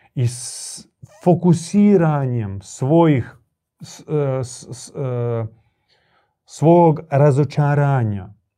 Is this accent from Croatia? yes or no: yes; Croatia; tu kod nas u Hrvatskoj